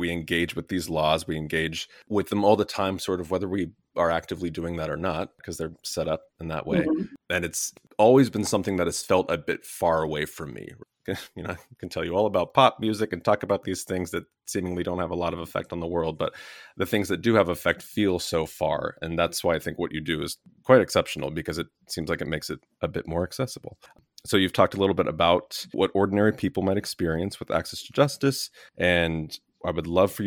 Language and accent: English; Southern California, United States; growing up in Southern California